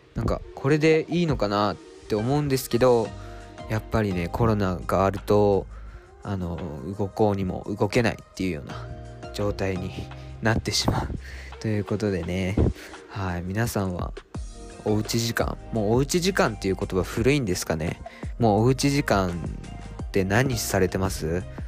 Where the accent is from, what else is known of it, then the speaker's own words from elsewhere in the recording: Japan; moved away as an adult; now in Tokyo, Japan; 僕が島からね上京してきて都内で大学生をやっている